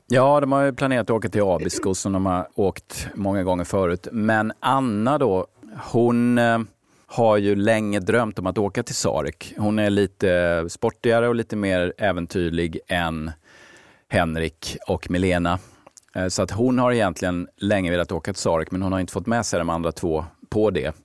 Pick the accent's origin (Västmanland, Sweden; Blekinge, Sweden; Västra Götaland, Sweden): Blekinge, Sweden; Ronneby; now in Stockholm, Sweden; min egen uppväxt i, hemma i Ronneby.